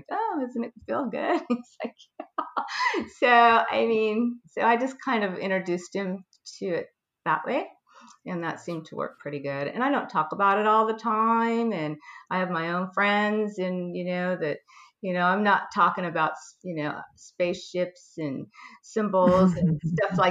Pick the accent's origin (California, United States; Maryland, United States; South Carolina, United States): California, United States; I'm from California girl, and raised by hippies